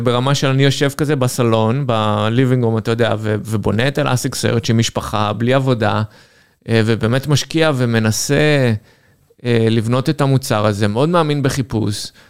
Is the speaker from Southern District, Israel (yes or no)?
yes; Ashdod, Southern District, Israel; moved away as an adult; גדלתי באשדוד.